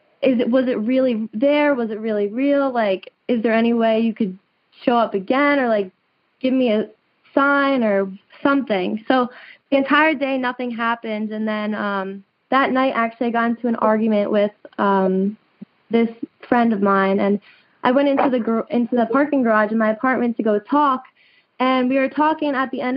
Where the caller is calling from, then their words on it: New Jersey, United States; I'm calling from New Jersey right now.